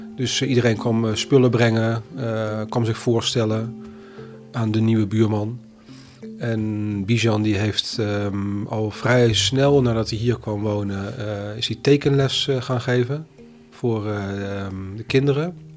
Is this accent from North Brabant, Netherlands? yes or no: yes; North Brabant, Netherlands; now in Amsterdam, Netherlands; ik kom uit Brabant, woon langer dan mijn halve leven in Amsterdam